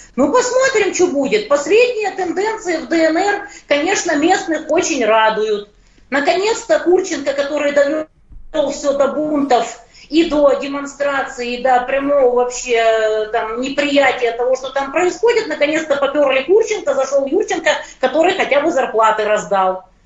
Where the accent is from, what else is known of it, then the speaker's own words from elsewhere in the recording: Ukraine; я из Украины